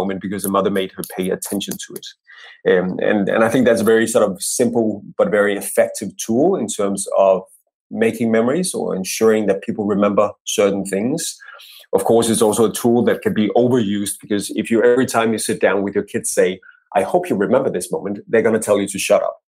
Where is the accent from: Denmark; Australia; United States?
Denmark